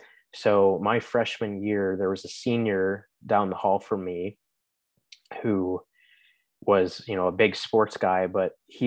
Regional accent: Chicago, Illinois, United States; moved away as an adult; also born or lived in Indiana; growing up in Chicago with hockey, it wasn't as common

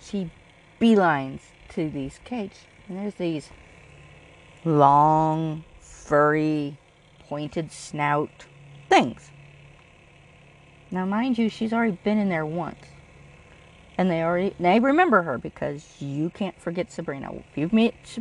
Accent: California, United States; I'm from California.

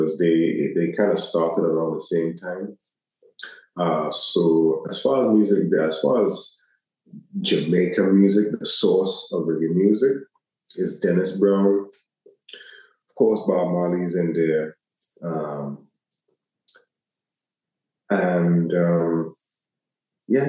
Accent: U.S. Virgin Islands; being from where I'm from, especially being American territory

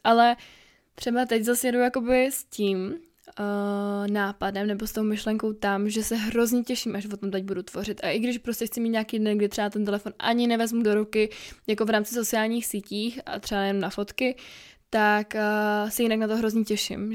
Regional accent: Czechia; Já jsem dobrá Češka

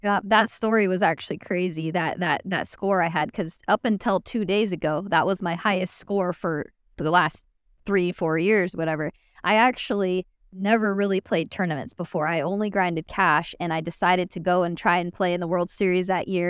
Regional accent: Phoenix, Arizona, United States; moved away as an adult; now in Dallas, United States; I was born and raised in Phoenix, Arizona

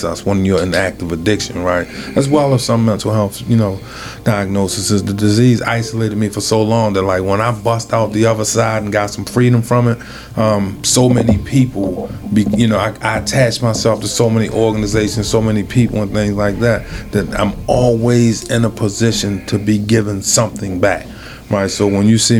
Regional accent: Baltimore, Maryland, United States; I'm from West Baltimore

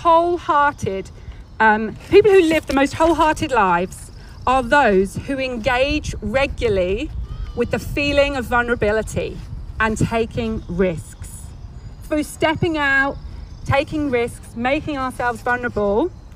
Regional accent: England, United Kingdom; moved away as an adult; now in California, United States; We came from England, and I had a very nice life in England

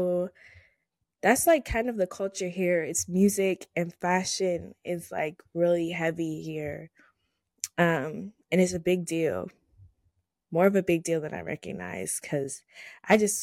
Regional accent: Laurel, Maryland, United States; I'm from Maryland, and I'm from Laurel, Maryland

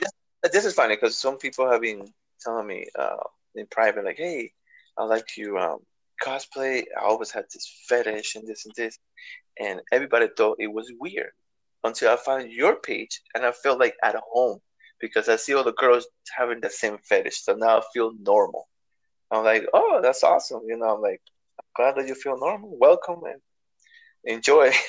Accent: New York City, New York, United States; New York. I'm from the BX.

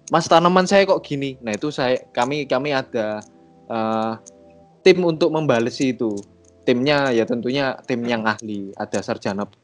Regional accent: Surabaya, East Java, Indonesia; saya dari Surabaya.

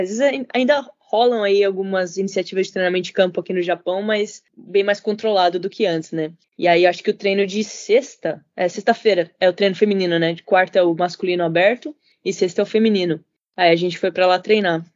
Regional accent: Brazil; now in Tsukuba, Japan; eu fui criada no Brasil

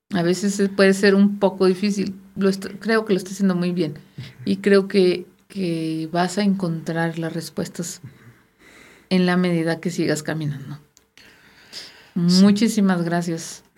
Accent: Sinaloa, Mexico; moved away; yo soy sinaloense

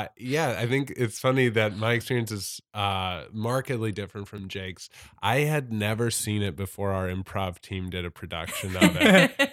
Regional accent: St. Louis, Missouri, United States; in St. Louis, where I grew up in St. Louis.

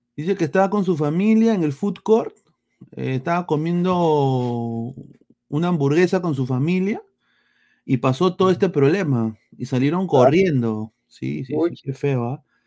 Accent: Peru; now in United States; soy periodista deportivo, soy peruano, ah, vivo aquí en los Estados Unidos

